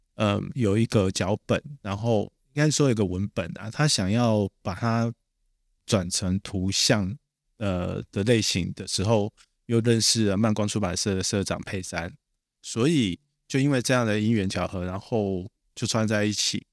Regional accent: Taiwan; 我是台湾人啊

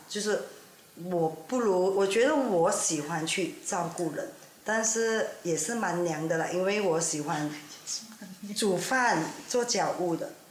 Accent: Ipoh, Perak, Malaysia; now in Kuala Lumpur, Malaysia; 我来这霹雳州怡保，但是现在是在 K L 定居的

